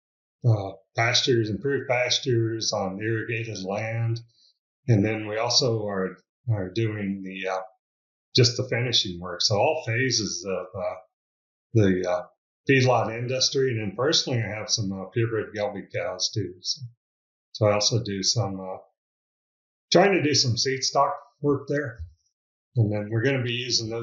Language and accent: English; Exira, Iowa, United States; moved away as an adult; also born or lived in Tucson, Arizona; now in Clayton, United States; I grew up in Exira, Iowa